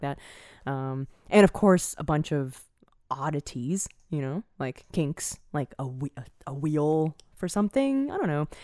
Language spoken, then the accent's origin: English; Eastern Time Zone, United States; moved away; I grew up in the Eastern time zone, and when I moved to the Central time